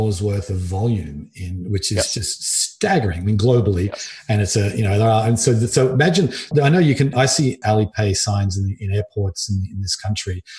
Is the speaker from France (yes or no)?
no; Australia; moved away; I'm originally from Australia